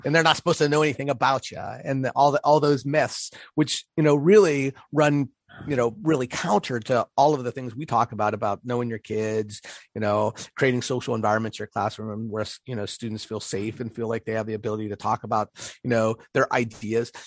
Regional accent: Pittsburgh, Pennsylvania, United States; moved away; I recently spent some time in, in Pittsburgh, which is my, my hometown.

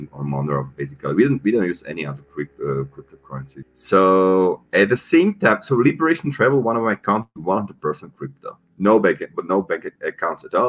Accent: Slovakia; moved away as an adult; also born or lived in Czech Republic / Paraguay / Panama; I'm originally from Slovakia, so my citizenship is Slovak

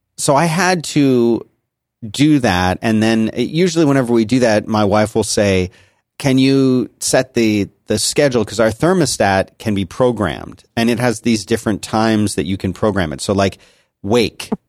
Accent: Philadelphia, Pennsylvania, United States; moved away; growing up in Philadelphia, we had miserable winters and we had miserable summers

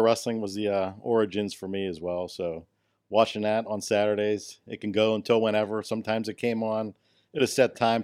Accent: Pittsburgh, Pennsylvania, United States; I'm from Pittsburgh. I'm not from Butler

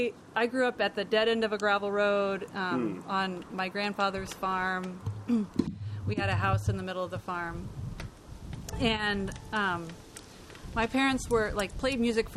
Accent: Columbia, Missouri, United States; moved away as an adult; now in Portland, United States; I've been here in Portland, moved here in 2007 from Missouri, which was my home state.

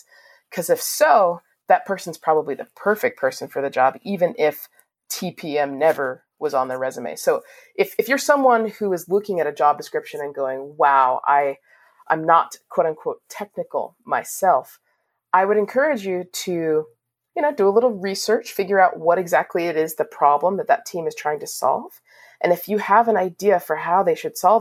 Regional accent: Washington, District of Columbia, United States; growing up in Washington, D.C., I have a lot of friends and family

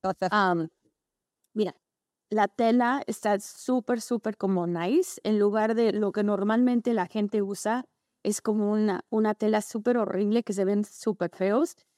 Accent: Los Angeles, California, United States; also born or lived in Tampico, Mexico / Pasadena, California; Yo nací en Los Ángeles, pero mi mamá es mexicana de San Luis Potosí y mi abuelita vivía en Tampico.

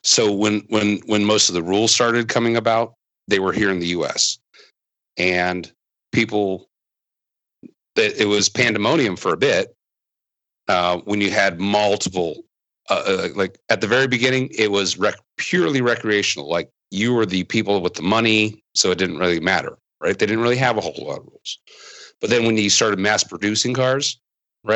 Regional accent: Iowa, United States; now in Tennessee, United States; when I grew up in Iowa

